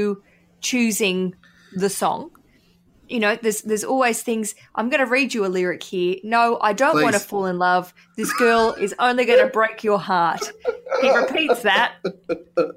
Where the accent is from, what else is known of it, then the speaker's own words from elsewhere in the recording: Newcastle, New South Wales, Australia; I was born in Newcastle